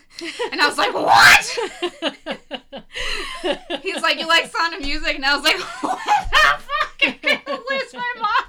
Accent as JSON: {"language": "English", "region": "the South", "country": "United States", "accent": "Southern", "said": "even when I moved out here and I spent a lot of time, like, training myself out of my Southern accent."}